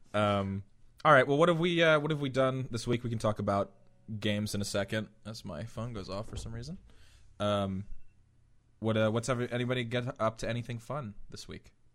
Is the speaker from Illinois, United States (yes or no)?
no; Philadelphia, Pennsylvania, United States; Philly, um, native